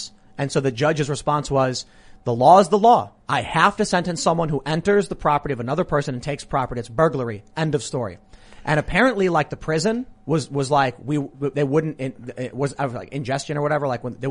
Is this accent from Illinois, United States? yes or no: yes; Chicago, Illinois, United States; These are really old stories from back when I was growing up in Chicago.